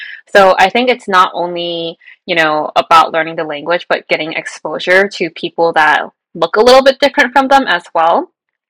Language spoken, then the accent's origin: English; United States; I grew up in America, but I'm ethnically, like, Chinese.